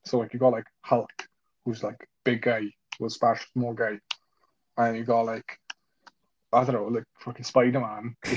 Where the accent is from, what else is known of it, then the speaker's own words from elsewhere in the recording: Wales, United Kingdom; I'm Welsh